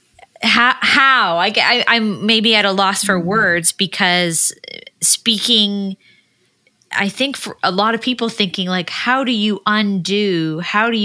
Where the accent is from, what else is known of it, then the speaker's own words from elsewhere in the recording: Canada; I'm a Canadian